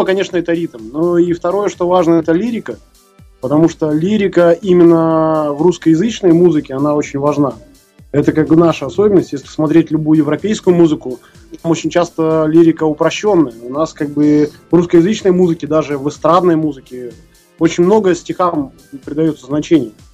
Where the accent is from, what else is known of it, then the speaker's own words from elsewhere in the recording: Irkutsk, Irkutsk Oblast, Russia; мы из Иркутска